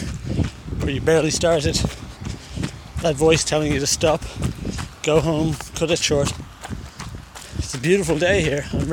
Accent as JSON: {"language": "English", "country": "Ireland", "said": "Now I'm Irish. We say hi to everybody, we're wave, we're very social, publicly friendly"}